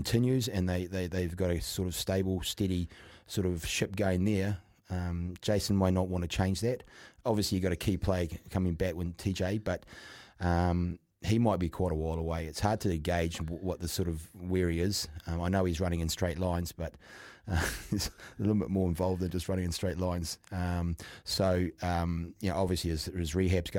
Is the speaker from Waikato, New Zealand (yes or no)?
no; Auckland, New Zealand; born and bred in Auckland, but North Harbour